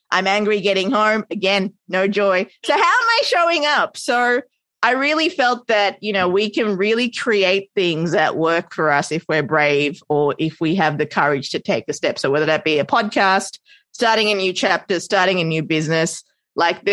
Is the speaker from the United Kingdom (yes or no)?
no; Australia; also born or lived in Sri Lanka; now in New York, United States; Australian raised, hence my adorable accent